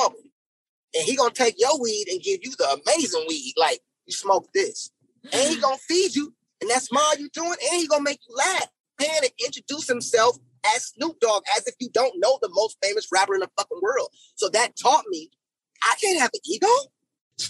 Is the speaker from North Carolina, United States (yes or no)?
no; Los Angeles, California, United States; I'm from South Central